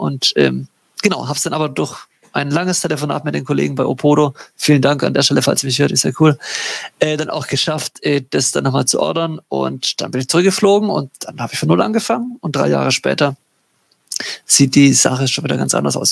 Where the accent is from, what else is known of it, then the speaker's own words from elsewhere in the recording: Baden-Württemberg, Germany; Ich komme aus, aus Baden-Württemberg in Deutschland.